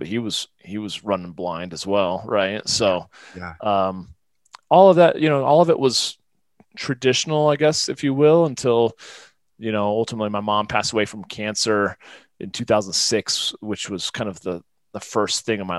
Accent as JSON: {"language": "English", "region": "Midwest", "country": "United States", "tie": "born or raised there", "also_born_or_lived": "Florida / Northeast US", "moved": "yes", "lives_now": "Colorado, United States", "said": "we moved when I was like eight or nine to the Midwest, which is primarily where I lived the majority of my life. But I definitely, of course, it definitely shaped me in many regards. But I kind of grew up having a traditional, you know, blue collar, Midwestern, you know, childhood"}